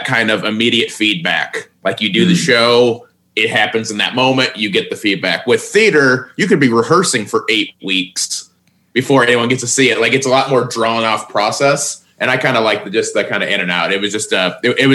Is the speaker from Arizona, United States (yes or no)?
no; Indiana, United States; moved away; also born or lived in Terre Haute, Indiana / Los Angeles; Terre Haute, but it's not exactly a bustling metropolis. It's, it's a big Indiana town